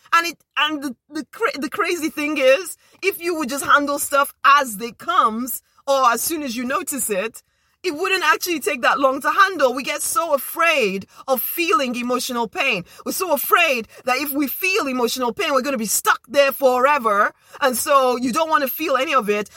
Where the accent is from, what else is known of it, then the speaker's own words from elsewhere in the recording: Nigeria; now in United Kingdom; as a Nigerian girl